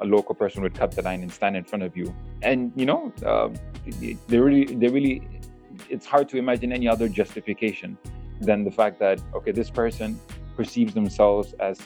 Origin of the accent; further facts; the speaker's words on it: Malaysia; I'm someone who spent my whole life, rather, in Malaysia. I grew up in Malaysia, beautiful country, the people are beautiful over here